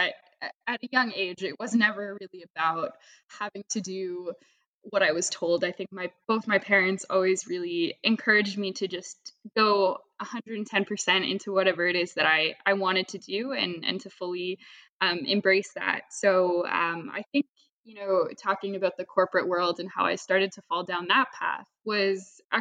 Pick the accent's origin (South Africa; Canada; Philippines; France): Canada; Toronto, Ontario; I grew up in Toronto, Canada. So that's where I am right now